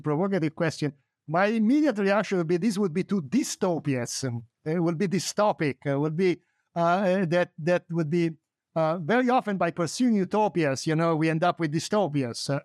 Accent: Italy; now in United States; I'm an immigrant. I was born in Italy. I moved to the United States.

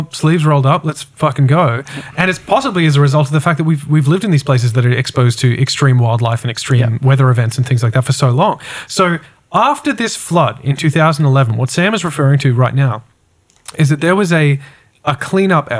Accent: Brisbane, Queensland, Australia; I'm from Brisbane.

